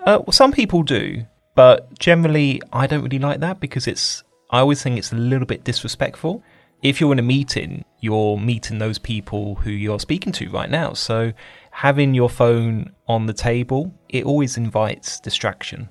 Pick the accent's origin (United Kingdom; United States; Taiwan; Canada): United Kingdom